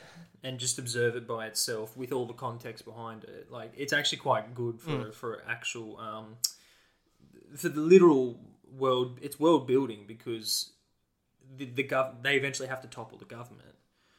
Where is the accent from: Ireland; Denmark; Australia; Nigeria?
Australia; as an Australian